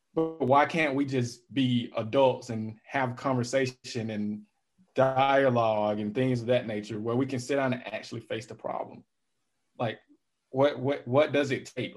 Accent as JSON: {"language": "English", "town": "Calhoun Falls", "region": "South Carolina", "country": "United States", "tie": "born or raised there", "moved": "yes", "said": "I'm from South Carolina, a little small town in South Carolina called Calhoun Falls"}